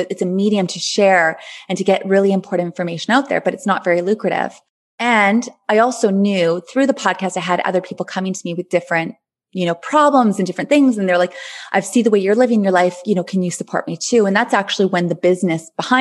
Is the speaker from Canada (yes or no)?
yes; Thunder Bay, Ontario, Canada; moved away as an adult; also born or lived in Grenada; back in my hometown, Thunder Bay, which I love so much